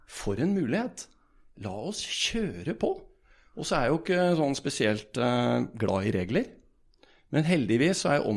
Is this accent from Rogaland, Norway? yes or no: no; Bergen, Vestland, Norway; moved away as an adult; now in Berlin, Germany; Eh, reiste til Berlin. Og hadde kone og en, en sønn hjemme i Bergen. Og grunnen til at jeg dro, var jo at det var ingenting å gjøre hjemme i Norge.